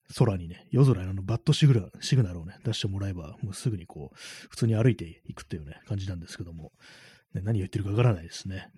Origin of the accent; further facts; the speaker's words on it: Tokyo, Japan; 東京出身の私